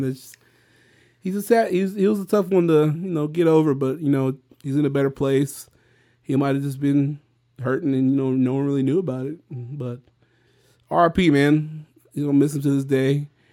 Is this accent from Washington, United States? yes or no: no; Victoria, Texas, United States; this my hometown